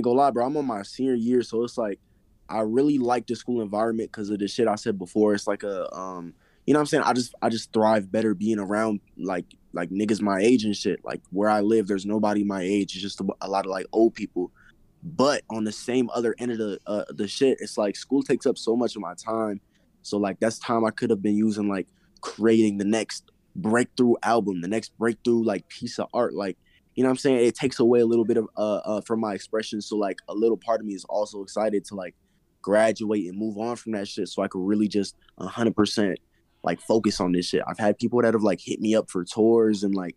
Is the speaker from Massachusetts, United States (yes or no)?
no; Colorado, United States; I am from Colorado